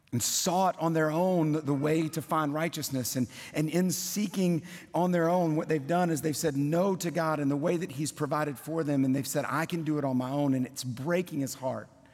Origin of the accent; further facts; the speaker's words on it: South Louisiana, United States; moved away as an adult; also born or lived in Kentucky; now in Tennessee, United States; born and raised in South Louisiana